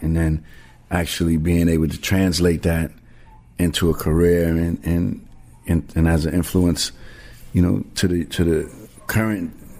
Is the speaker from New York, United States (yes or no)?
yes; New York City, New York, United States; growing up in the Bronx.